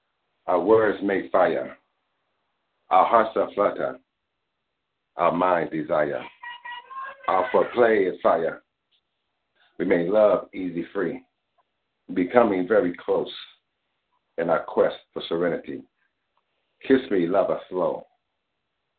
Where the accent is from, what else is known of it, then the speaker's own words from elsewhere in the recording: Grenada; I'm from Grenada, Caribbean. And so a lot of me poetry is coming from a Caribbean, Grenadian type of vibe